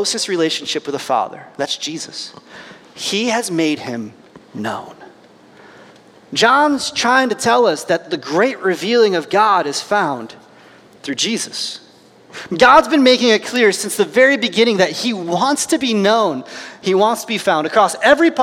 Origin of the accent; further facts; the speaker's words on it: United States; I'm an American